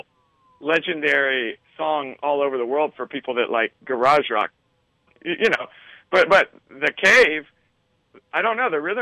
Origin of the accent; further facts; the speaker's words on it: Texas, United States; now in New York City, United States; I live in New York City. I'm from Texas originally.